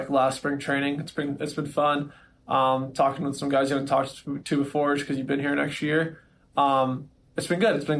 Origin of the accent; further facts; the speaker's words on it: Southern California, United States; I was a Dodgers fan growing up because I was from Southern California